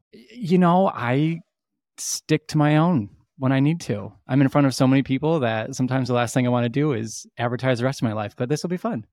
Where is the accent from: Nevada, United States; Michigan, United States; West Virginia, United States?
Michigan, United States; Petoskey; also born or lived in California / Chicago; I'm from Petoskey